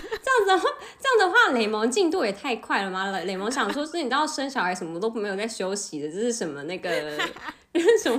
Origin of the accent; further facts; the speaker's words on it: South Korea; 因为我们韩国人真的是多不爱喝热水